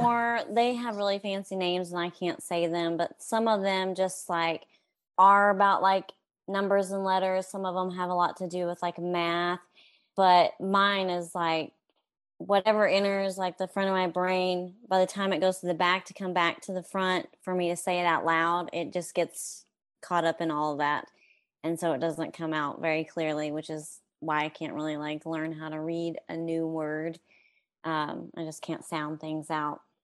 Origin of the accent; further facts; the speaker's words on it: Stratford, Oklahoma, United States; now in Pauls Valley, United States; I grew up in Stratford, Oklahoma